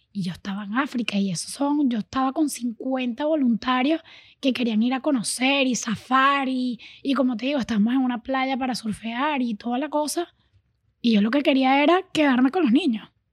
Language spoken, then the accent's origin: Spanish; Venezuela; now in Miami, United States; Yo sí crecí en Venezuela, eh, me crié en Venezuela